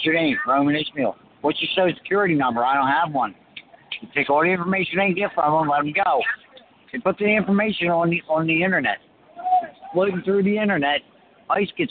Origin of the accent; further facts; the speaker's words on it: France; now in United States; I was born in France.